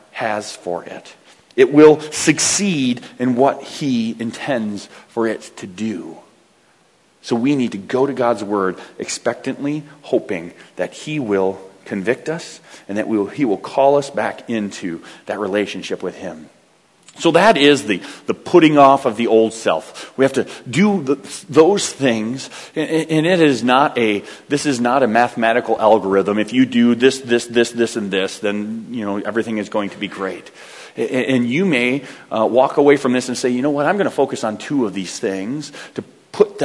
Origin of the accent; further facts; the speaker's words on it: United States; I'm an American